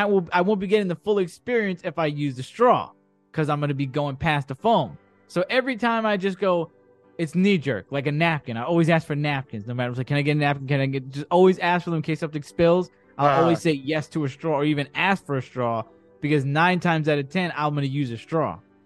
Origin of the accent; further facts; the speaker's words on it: New York City, New York, United States; I'm from the Bronx. I'm not from Saratoga.